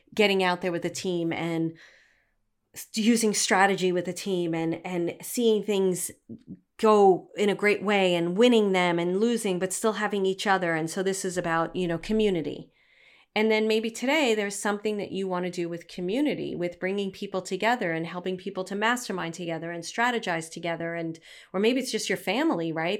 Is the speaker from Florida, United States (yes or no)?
no; New York City, New York, United States; accent: Brooklyn; my Brooklyn accent